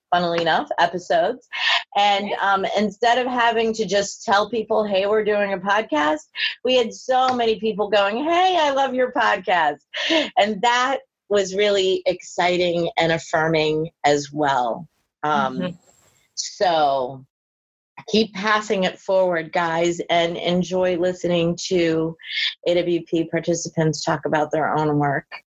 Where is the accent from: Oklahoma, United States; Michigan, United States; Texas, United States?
Michigan, United States; Detroit; now in New York, United States; I live in New York, but I'm from Detroit